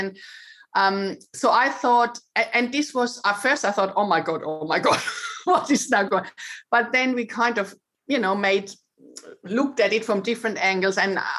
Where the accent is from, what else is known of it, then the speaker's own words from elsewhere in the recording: Germany; moved away as an adult; So I'm originally from Germany and I had, you know, I was quite happy with my life there.